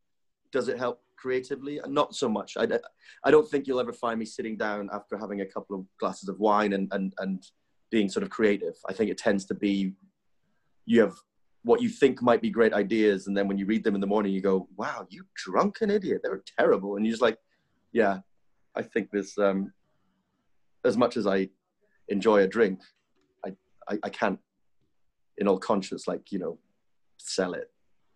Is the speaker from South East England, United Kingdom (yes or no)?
no; Dingwall, Scotland, United Kingdom; now in Dubai, United Arab Emirates; you see that back in my hometown of Dingwall, 5,000, you know, rural sort of farmer folk